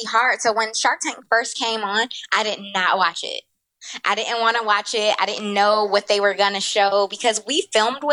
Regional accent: Detroit, Michigan, United States; moved away as an adult; also born or lived in Brooklyn, New York; I'm originally from Detroit. I grew up in Detroit

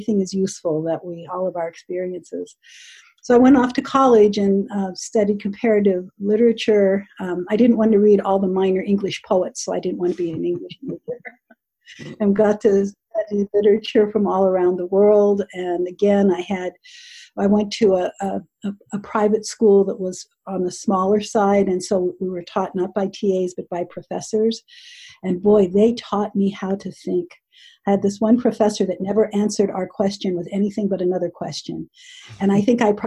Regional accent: Southern California, United States; I grew up in Southern California in the United States

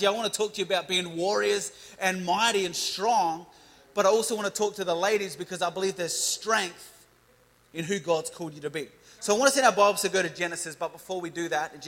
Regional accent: Adelaide, South Australia, Australia; I'm from Seaford in Adelaide

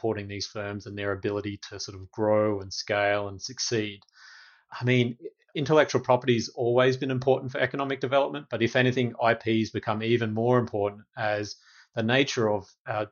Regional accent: Australia; now in Washington, D.C., United States; an Australian based in DC

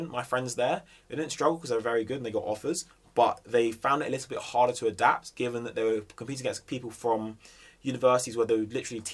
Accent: Jamaica; I'm also Jamaican

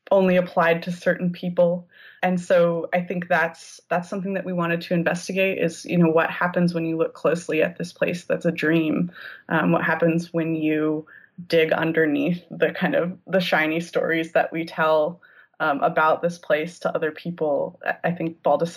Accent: United States; also born or lived in Oregon; I grew up in and around California and Oregon

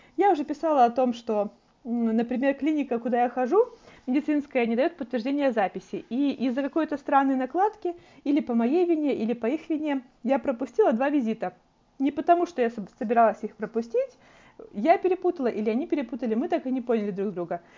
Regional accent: Belarus; moved away as an adult; now in Toronto, Canada; у нас в Беларуси

